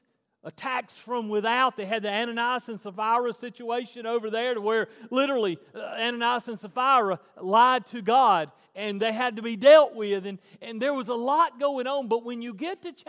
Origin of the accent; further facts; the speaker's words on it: the South, United States; I'm from the South